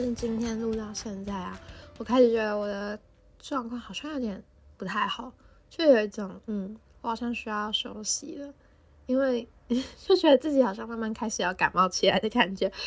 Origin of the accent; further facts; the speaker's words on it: Taipei, Taiwan; 我就住在台北，我也是台北人